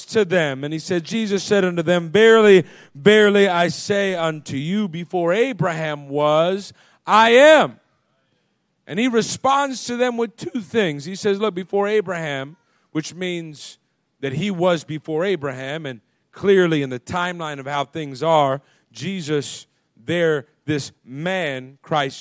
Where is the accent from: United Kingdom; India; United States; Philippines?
United States; As American people